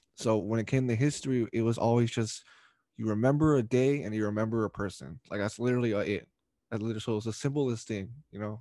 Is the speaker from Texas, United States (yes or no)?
no; Stockton, California, United States; also born or lived in San Francisco, California; now in Lodi, United States; I grew up all my life in Stockton